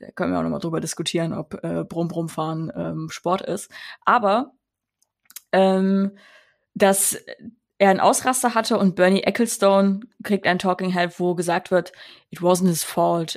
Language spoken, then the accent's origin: German; Rhineland, Germany; ich komme auch aus dem Rheinland. Ich bin im Rheinland aufgewachsen